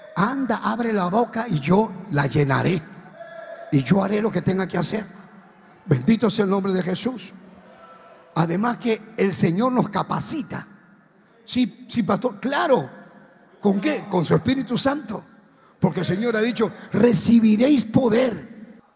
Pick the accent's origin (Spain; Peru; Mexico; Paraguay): Peru; now in Ecuador; Soy misionero peruano en Ecuador